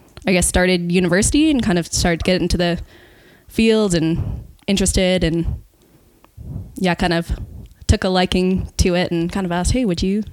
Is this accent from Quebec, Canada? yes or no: no; Edmonton, Alberta, Canada; moved away as an adult; now in Kootenays, Canada; I grew up in Edmonton, and then moved here coming up on 5 years ago now.